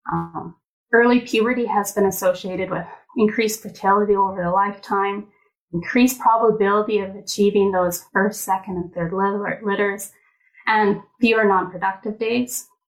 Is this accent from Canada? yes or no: yes; Edmonton, Alberta, Canada; I guess I was born and raised here